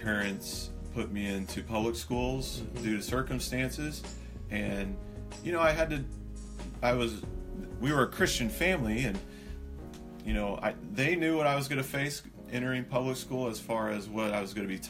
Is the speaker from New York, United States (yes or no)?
no; Missouri, United States; also born or lived in Loma Linda, California; my parents quickly moved to the Midwest due to my dad needing a job